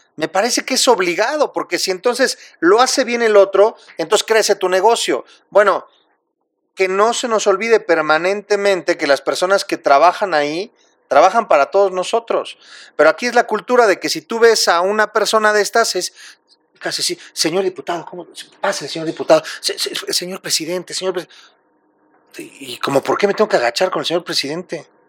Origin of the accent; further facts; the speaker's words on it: Mexico; Somos mexicanos